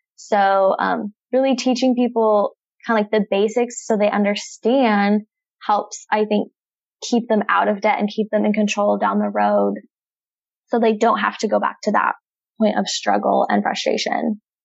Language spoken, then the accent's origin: English; Nampa, Idaho, United States; moved away as an adult; now in Bay Area, California, United States; I was born and raised in Nampa, Idaho